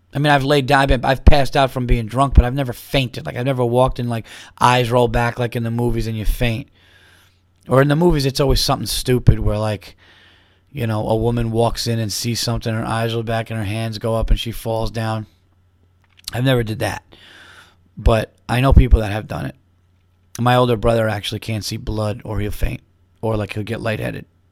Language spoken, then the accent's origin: English; New York, United States; I'm from New York